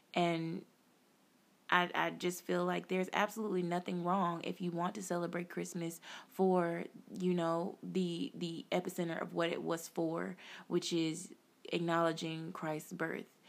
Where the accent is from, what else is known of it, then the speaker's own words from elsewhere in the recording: United States; us as African Americans